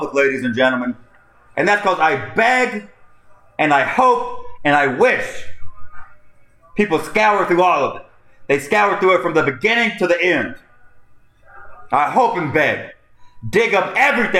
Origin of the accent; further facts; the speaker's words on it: United States; As Americans